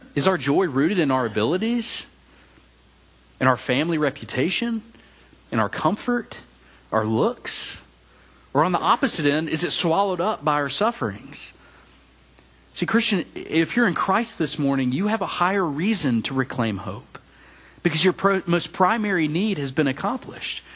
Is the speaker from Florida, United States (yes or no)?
no; Memphis, Tennessee, United States; moved away as an adult; also born or lived in Mississippi State University, Mississippi / Auburn, Alabama / Charlotte, North Carolina; now in College Station, United States; I grew up in Memphis, Tennessee